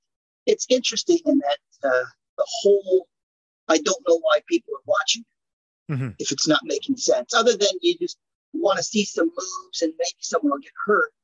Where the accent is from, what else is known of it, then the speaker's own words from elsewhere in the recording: Portland, United States; I didn't even realize I'm from Portland.